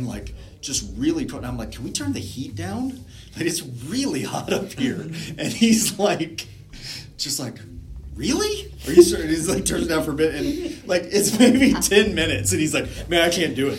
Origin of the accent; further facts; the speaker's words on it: Texas, United States; moved away; also born or lived in Spokane; I grew up in Texas. We don't have snow.